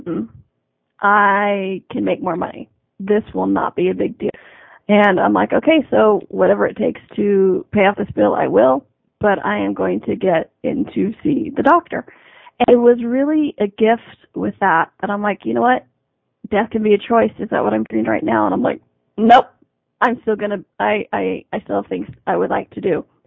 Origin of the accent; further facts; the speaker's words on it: United States; I'm in Canada, I'm an American.